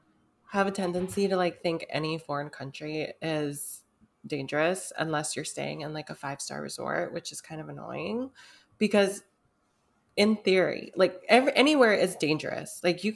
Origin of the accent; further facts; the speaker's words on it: United States; because we're from America